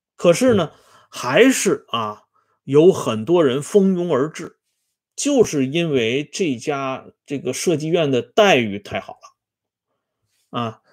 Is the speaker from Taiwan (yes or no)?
no; China; 我们中国人有一句老话